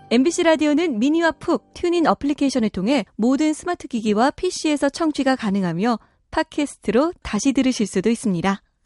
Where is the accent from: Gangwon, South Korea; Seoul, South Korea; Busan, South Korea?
Seoul, South Korea; 서울 태생이면서도